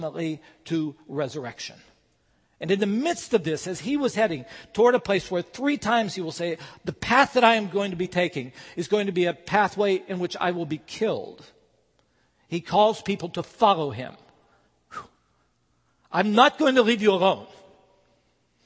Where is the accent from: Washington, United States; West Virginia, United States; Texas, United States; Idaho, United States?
West Virginia, United States; Bluefield; moved away; my hometown, to Bluefield, and visited the places that mean a lot to both of us, our family home. I went and saw my old high school